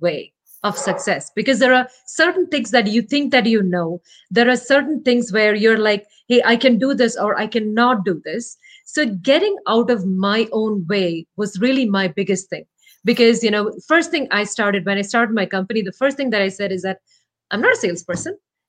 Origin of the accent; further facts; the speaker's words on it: Kerala, India; first language Malayalam; English is a second language; My native language is Malayalam. It's a language spoken in Kerala, the southernmost part of India.